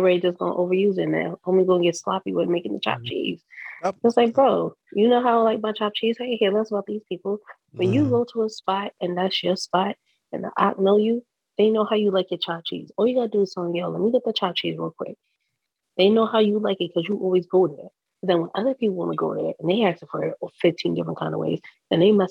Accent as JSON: {"language": "English", "region": "New York", "country": "United States", "said": "I'm from New York"}